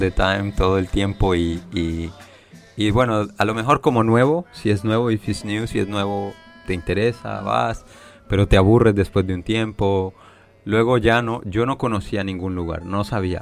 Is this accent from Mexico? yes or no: no; Amazonas, Colombia; moved away as an adult; now in Beijing, China; Soy del Amazonas. Soy de, de, la parte del Amazonas